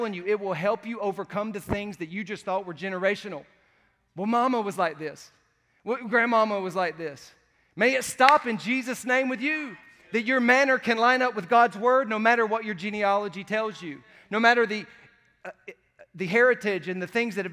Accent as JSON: {"language": "English", "region": "the South", "country": "United States", "said": "I'm from the South"}